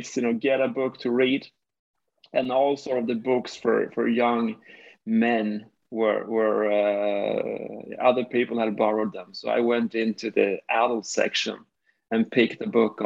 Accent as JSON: {"language": "English", "region": "Skåne", "country": "Sweden", "tie": "born or raised there", "said": "I grew up here in the south of Sweden in a small city located 40 kilometers north of Malmo."}